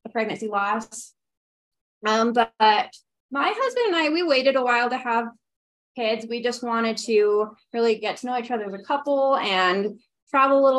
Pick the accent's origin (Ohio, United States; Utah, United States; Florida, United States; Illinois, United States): Utah, United States; Ogden; moved away as an adult; now in Heber City, United States; I am from Ogden, Utah, but I've been living in Heber for the last 4 years with my husband